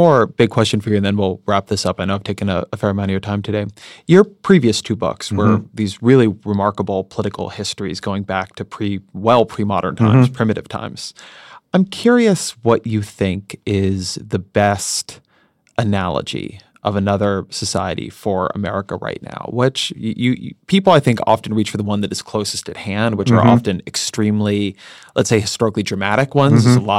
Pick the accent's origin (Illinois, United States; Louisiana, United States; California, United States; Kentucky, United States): California, United States; Irvine; so I grew up in Irvine, mm-hmm. California. And so Orange County, California mm-hmm. is very heavily Hispanic, very heavily Asian.